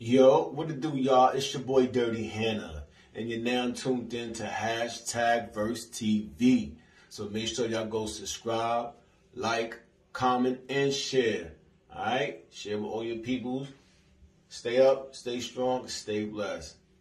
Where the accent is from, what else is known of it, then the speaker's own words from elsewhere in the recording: New York City, New York, United States; now in Harlem, New York City, United States; I'm originally from the Bronx, living in Harlem now, Harlem affiliated